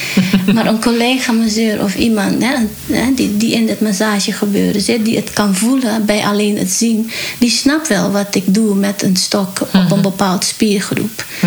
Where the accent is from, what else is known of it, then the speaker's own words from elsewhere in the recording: Paramaribo, Suriname; now in Netherlands; geboren in Suriname, Paramaribo. En van origine Javaanse, dus Javaans-Surinaams